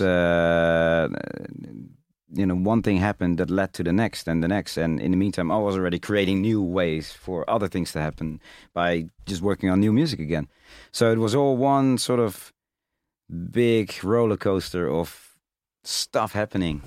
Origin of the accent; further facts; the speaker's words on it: Rotterdam, South Holland, Netherlands; I'm being from Rotterdam